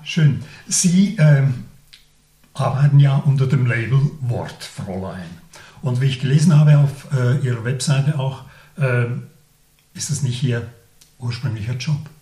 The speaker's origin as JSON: {"language": "German", "town": "Laufenburg", "region": "Aargau", "country": "Switzerland", "tie": "born or raised there", "said": "ich bin in Laufenburg aufgewachsen"}